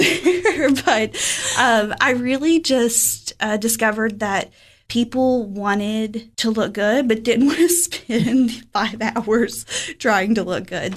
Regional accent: Fentress County, Tennessee, United States; moved away as an adult; now in Cookeville, United States; I am from Fentress County, so I graduated from Clark Range High School, little rural community in 2011

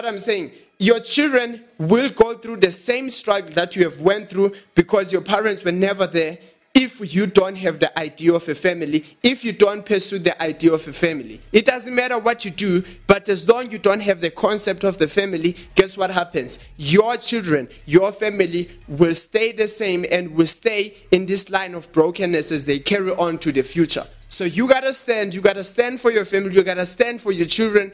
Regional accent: Eastern Cape, South Africa; now in Johannesburg, South Africa; I grew up in Eastern Cape, in rural areas.

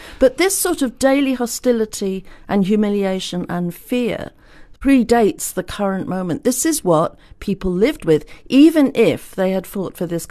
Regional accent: South West England, United Kingdom; born there; I was born in Devon. My mother went to Devon to a relative, and I was born down there.

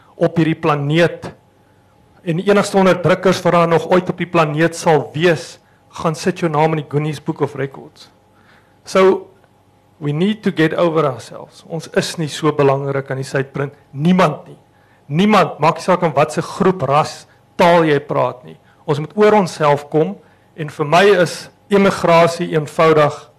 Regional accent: South Africa; ons is Suid-Afrikaners

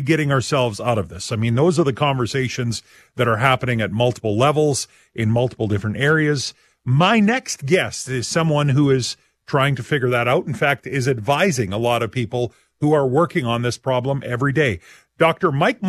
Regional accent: Saskatchewan, Canada; We're from Saskatchewan, right?

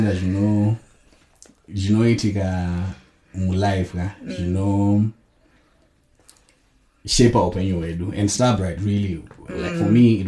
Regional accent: Chinhoyi, Zimbabwe; I grew up in Chinoy.

